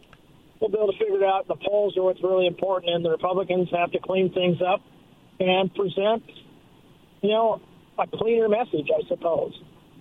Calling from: Kennewick, Washington, United States; Yeah, I'm … from Kennewick.

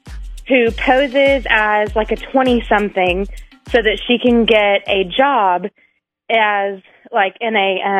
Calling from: Springdale, Arkansas, United States; calling from Springdale.

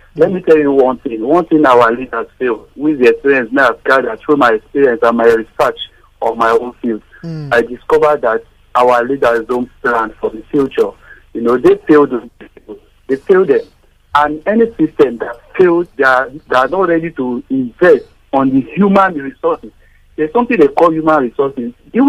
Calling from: Surulere, Lagos, Nigeria; Yeah, I'm calling from Surulere.

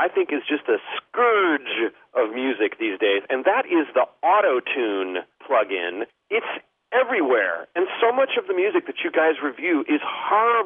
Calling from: El Cerrito, California, United States; I'm calling from El Cerrito, California

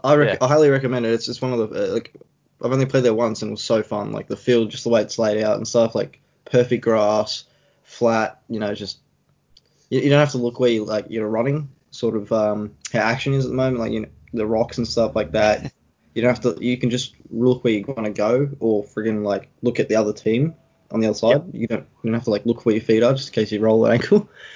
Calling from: Sydney, New South Wales, Australia; I'm at home at the moment. I obviously still live with the parents and stuff like that. In Sydney, New South Wales

